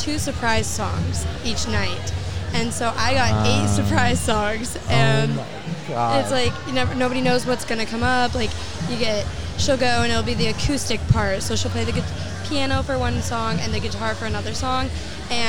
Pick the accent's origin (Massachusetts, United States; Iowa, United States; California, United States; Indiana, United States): Indiana, United States; Indianapolis; moved away; Indianapolis, which is my hometown.